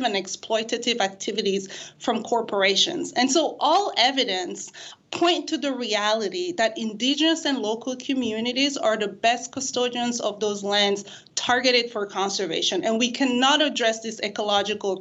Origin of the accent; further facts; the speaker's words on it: Senegal; my home country of Senegal